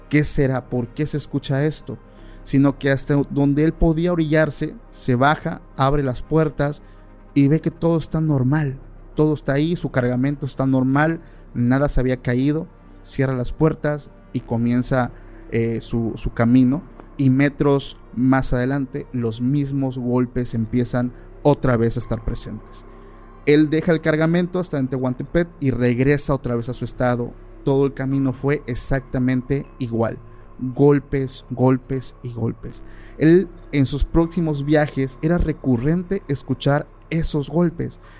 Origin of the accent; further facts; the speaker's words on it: Oaxaca, Mexico; porque yo soy del estado de Oaxaca